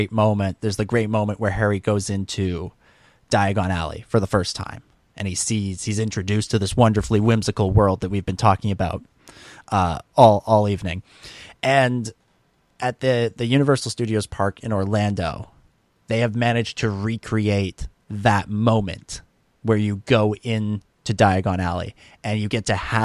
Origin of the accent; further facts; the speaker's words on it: Canada; I love that being Canadian